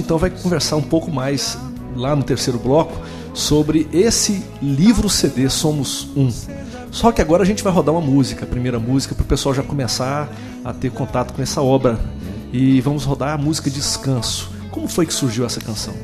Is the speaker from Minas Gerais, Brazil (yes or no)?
no; Goiânia, Goiás, Brazil; na minha cidade, Goiânia